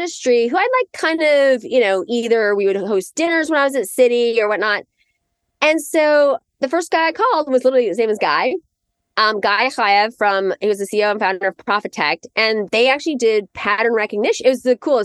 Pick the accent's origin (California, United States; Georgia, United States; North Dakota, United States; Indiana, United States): Indiana, United States; now in New York, United States; I grew up in Indiana.